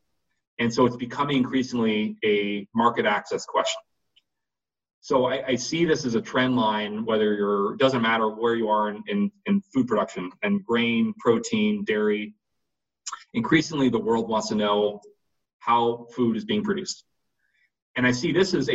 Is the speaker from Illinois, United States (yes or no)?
no; coastal California, United States; moved away as an adult; also born or lived in Minnesota / Montana; I grew up in California, coastal California